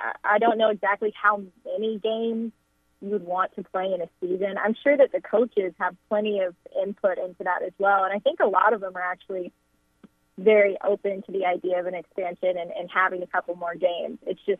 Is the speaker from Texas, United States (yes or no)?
yes; Houston, Texas, United States; So growing up in Houston, we didn't have a NFL team at the time. The Houston Texans weren't created, and the Oilers were sadly gone.